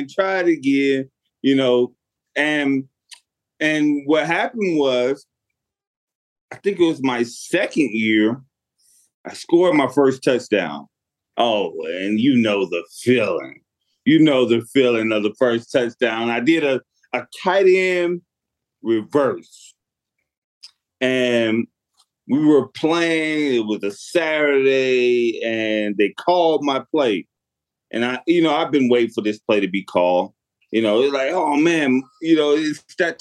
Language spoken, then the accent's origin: English; Stone Mountain, Georgia, United States; moved away; I grew up in the Stone Mountain area. I went to Stevenson High School in Georgia.